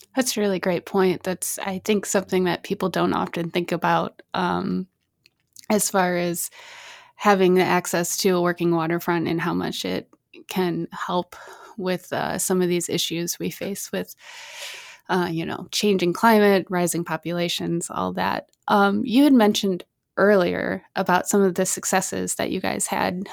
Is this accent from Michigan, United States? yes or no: yes; Michigan, United States; Grand Rapids, Michigan, my home state